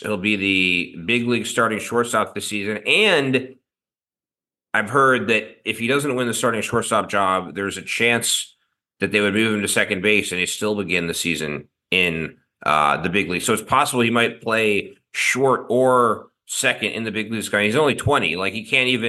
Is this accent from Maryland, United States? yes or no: yes; Baltimore, Maryland, United States; I grew up in Baltimore